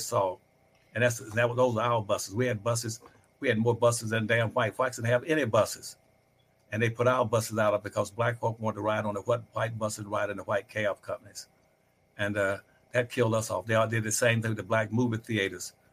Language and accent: English; Winston-Salem, North Carolina, United States; my hometown in Winston-Salem, North Carolina, when I grew up there